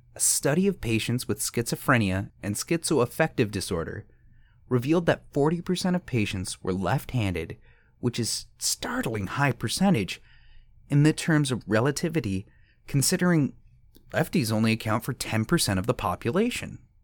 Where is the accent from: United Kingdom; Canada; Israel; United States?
Canada; As a Canadian, we have to pay into a universal healthcare